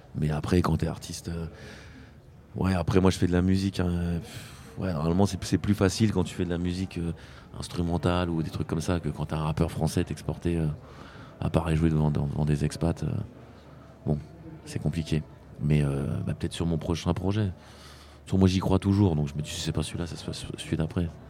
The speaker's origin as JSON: {"language": "French", "country": "France", "moved": "as an adult", "lives_now": "Spain", "said": "j'ai quitté la France, je, maintenant, je vis en Espagne"}